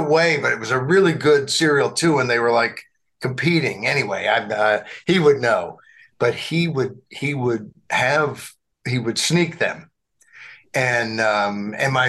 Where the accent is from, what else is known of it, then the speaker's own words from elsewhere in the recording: Arkansas, United States; growing up in Arkansas